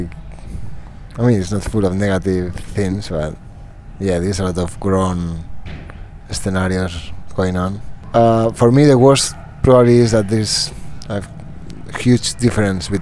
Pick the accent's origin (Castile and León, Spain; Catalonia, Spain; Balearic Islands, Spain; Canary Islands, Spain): Castile and León, Spain; Soria; English is a second language; moved away; always home is when I grew up. It's Soria, it's my hometown in Spain